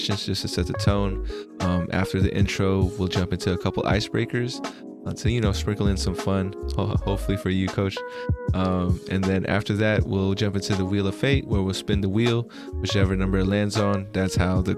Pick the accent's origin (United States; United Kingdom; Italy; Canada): United States; California; I'm from California